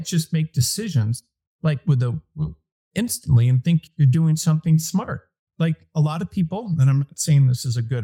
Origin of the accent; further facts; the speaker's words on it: Detroit, Michigan, United States; moved away as an adult; I was from Detroit